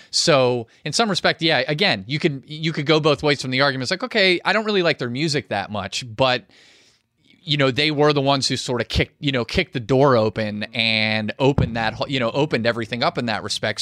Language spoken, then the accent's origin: English; Pittsburgh, Pennsylvania, United States; I'm from Pittsburgh.